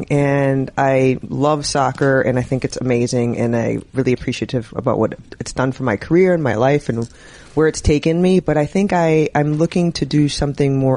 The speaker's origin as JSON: {"language": "English", "region": "Minnesota", "country": "United States", "said": "I'm from Minnesota"}